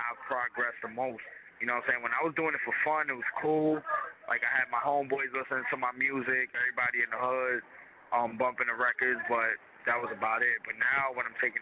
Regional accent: New York City, New York, United States; I'm an artist from South Jamaica, Queens, New York

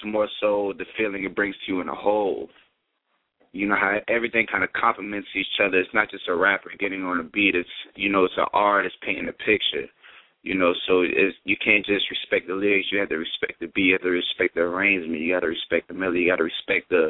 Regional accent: Palm Beach, Florida, United States; now in Miami, United States; I'm originally from Palm Beach

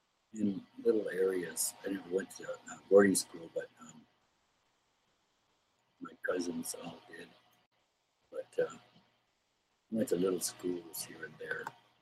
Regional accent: South Dakota, United States; I was born on the Rosebud Reservation. Creek. I grew up mostly around South Dakota, Plain Ridge, Rosebud, Rapid City, the towns of Wyoming and stuff.

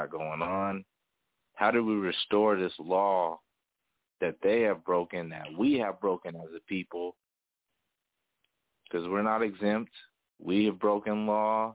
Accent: Denver, Colorado, United States; my city where I'm from Denver, Colorado

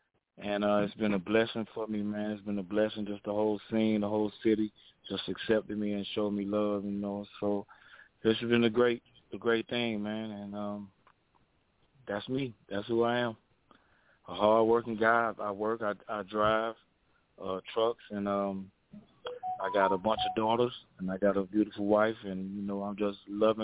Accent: Miami, Florida, United States; moved away as an adult; now in Atlanta, United States; I was born and raised in Miami, Florida.

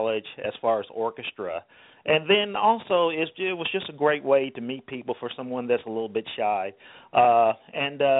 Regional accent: Louisville, Kentucky, United States; growing up in Louisville, Kentucky

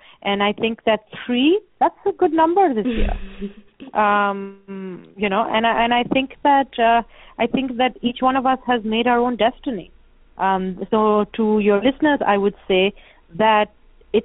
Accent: Pakistan; moved away as an adult; also born or lived in United States / Canada; I was born and raised in Pakistan.

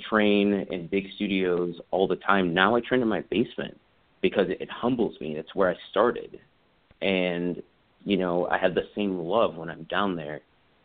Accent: South Carolina, United States; moved away; also born or lived in Los Angeles; I'm originally from South Carolina and haven't been home for 13 years

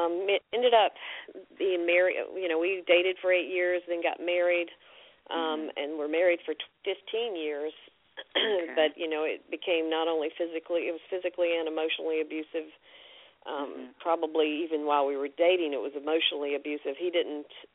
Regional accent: Fayetteville, North Carolina, United States; also born or lived in Macon, Georgia; I grew up in Fayetteville, North Carolina, which is near Fort Bragg.

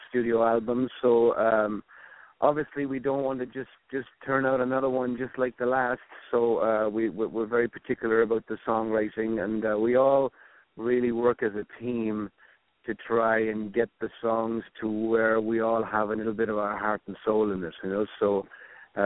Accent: County Wicklow, Ireland; now in United States; I grew up in County Wicklow, which is about 40 miles south of Dublin on the East Coast

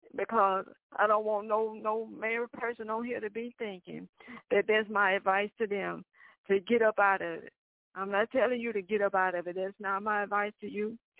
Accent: the South, United States; I'm from the South.

